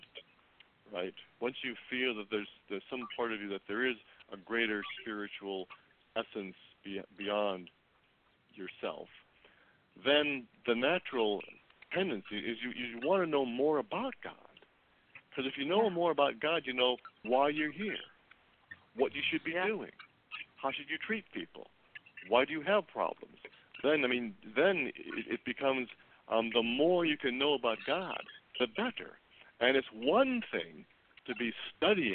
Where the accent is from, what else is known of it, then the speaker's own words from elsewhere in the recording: Midwest, United States; I'm from the Midwest, and I love the Midwest